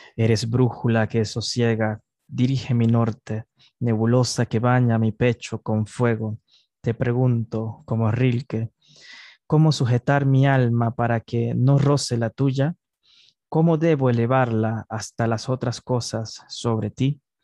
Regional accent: Panama

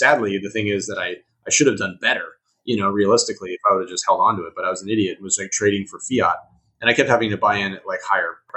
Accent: Huntington Beach, California, United States; moved away; I grew up in Huntington Beach.

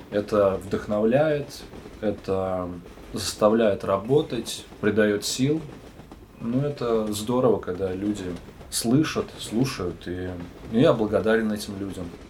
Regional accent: Brest, Brest Region, Belarus; moved away; also born or lived in Saint Petersburg / Magnitogorsk; я родился в городе Героя Бресте, это в Беларуси

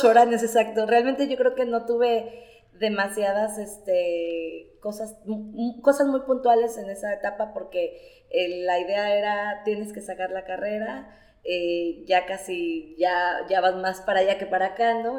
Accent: La Peñita de Jaltemba, Nayarit, Mexico; also born or lived in Tepic; soy egresada del CONALEP 257 en La Peñita de Jaltemba

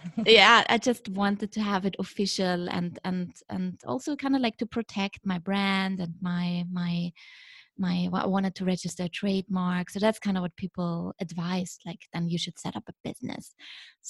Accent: Vienna, Austria; moved away as an adult; also born or lived in Shanghai, China; now in Beijing, China; what defines me is where I'm from, you know, where I grew up. So I'm from Vienna originally

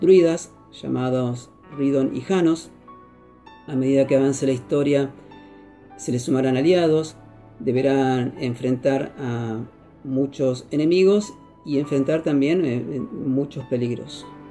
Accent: Argentina; soy de Argentina

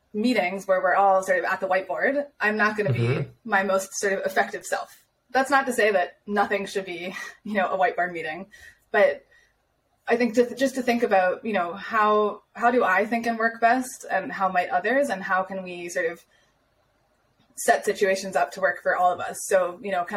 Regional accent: United States; moved away as an adult; now in Austria; as the American

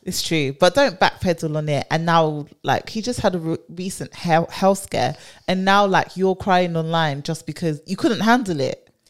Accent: London, United Kingdom; born and bred

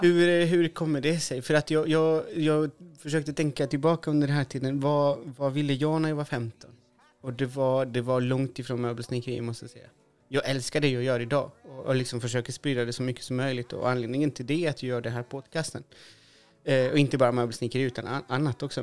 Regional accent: Chile; now in Sweden; Jag är ju från Chile

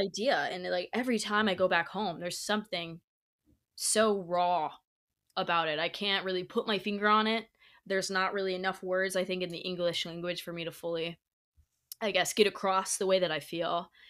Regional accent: Indiana, United States; moved away as an adult; also born or lived in La Jolla; now in Los Angeles, United States; where I grew up in Indiana

